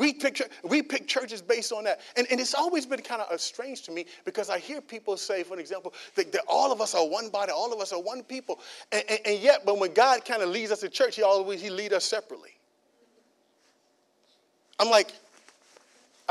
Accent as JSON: {"language": "English", "country": "United States", "said": "I'm African American"}